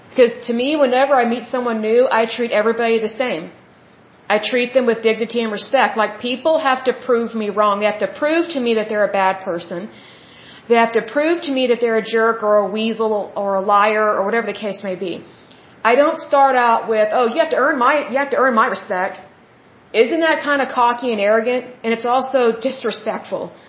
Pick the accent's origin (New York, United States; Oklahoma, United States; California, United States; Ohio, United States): Oklahoma, United States; I'm from Oklahoma